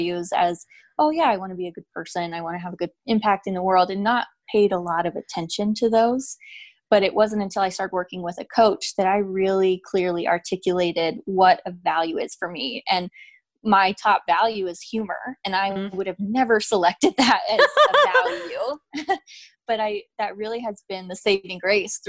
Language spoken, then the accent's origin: English; Idaho, United States; I was a child of divorce and I grew up in Idaho and my father is gay